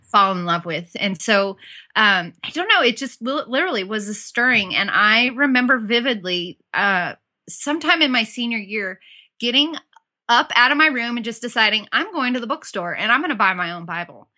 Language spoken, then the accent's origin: English; Southern California, United States; moved away as an adult; also born or lived in Auburn, Alabama; I grew up in Southern California